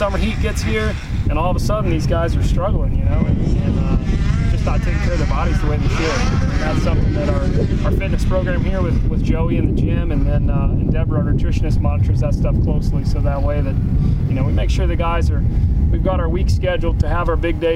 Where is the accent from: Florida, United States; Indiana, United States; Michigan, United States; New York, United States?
Indiana, United States; moved away; also born or lived in Minnesota; I grew up in Indiana, which gets winter, it gets cold